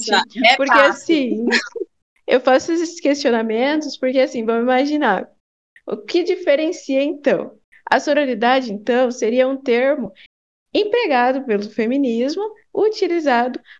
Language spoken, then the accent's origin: Portuguese; Paraná, Brazil; sou aqui do Paraná